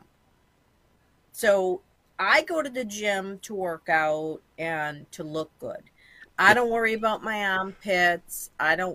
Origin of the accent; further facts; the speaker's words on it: Boston, Massachusetts, United States; also born or lived in Quincy, Massachusetts; I was born in Jamaica Plain, and I lived in the inner city until I was about 12. And then I moved to Quincy, Massachusetts